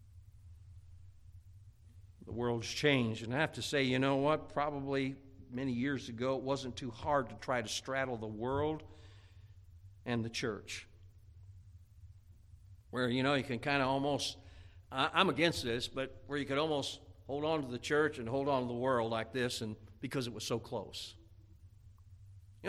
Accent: Indiana, United States; moved away; growing up in Indiana

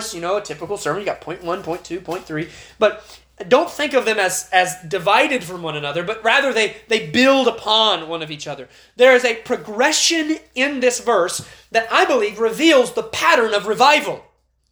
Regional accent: United States; as American Christians

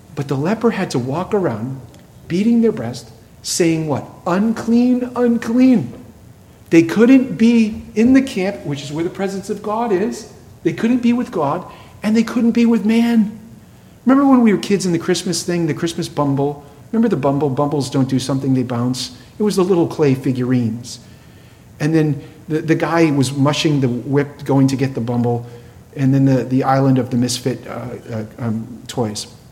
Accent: New England, United States; I grew up in New England

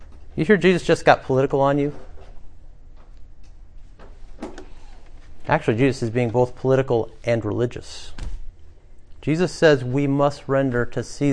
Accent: United States; as American Christians

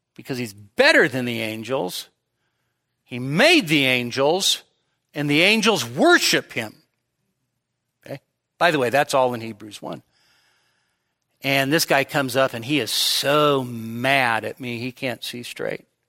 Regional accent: Sacramento, California, United States; growing up in Sacramento

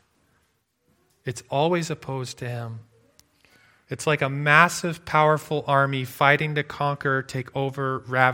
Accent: near Lake Michigan, Midwest, United States; now in Alberta, Canada; I grew up near Lake Michigan

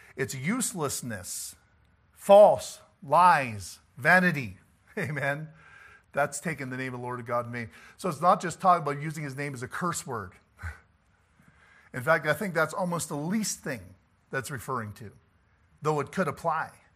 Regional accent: about forty-five minutes from Morris, Manitoba, Canada; Morris, Manitoba, about forty-five minutes from my hometown

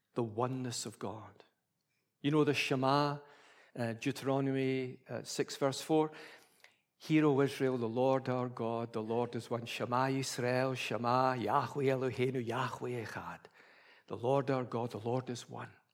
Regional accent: Scotland, United Kingdom; being a Scottish Presbyterian

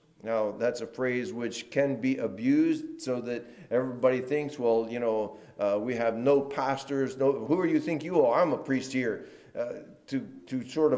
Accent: New Orleans, Louisiana, United States; accent: Southern; now in New Jersey, United States; I'm from New Orleans.

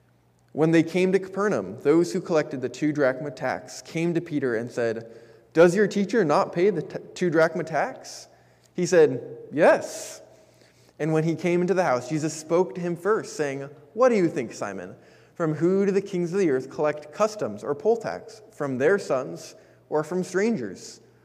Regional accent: Japan; For myself, I had the pleasure of growing up in Japan because that's where I was born to my parents.

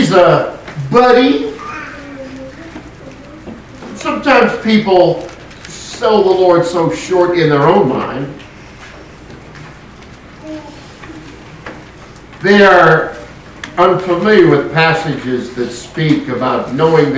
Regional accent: West Coast, United States; moved away; I grew up on the West Coast

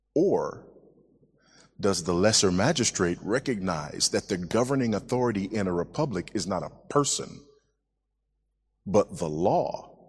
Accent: United States; moved away as an adult; now in Zambia; I am an American, but been living in Zambia for six years as of yesterday

